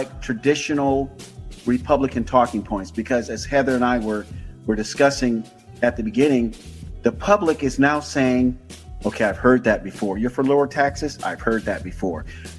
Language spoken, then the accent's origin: English; Tampa, Florida, United States; moved away; I am a native of Hillsborough County, born and raised in Tampa